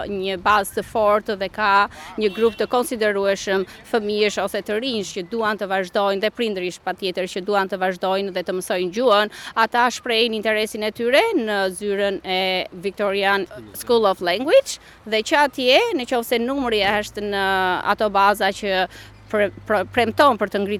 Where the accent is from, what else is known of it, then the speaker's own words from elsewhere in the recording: Pogradec, Korçë County, Albania; moved away as an adult; also born or lived in Toronto, Canada; now in Melbourne, Australia; una vetë jam e origin nga Pogradeci, por e martuar në Korçë, që atje kam lëvizur në Toronto për shumë vite dhe që andej kam lëvizur këtu.